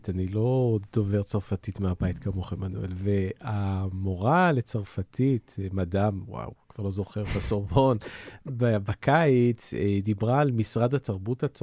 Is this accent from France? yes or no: yes; France; Hebrew is a second language; על המקום שלנו כצרפתים, מה אנחנו נותנים לעולם ומה העולם אה, אה, מקבל מאיתנו